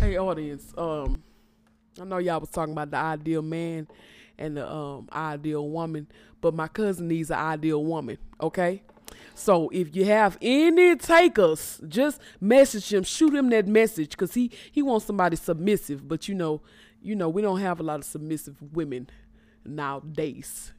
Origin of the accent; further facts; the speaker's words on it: Port Arthur, Texas, United States; I'm from Port Arthur, Texas